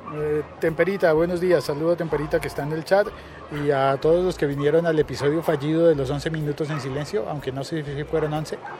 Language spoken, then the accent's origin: Spanish; Colombia; como colombiano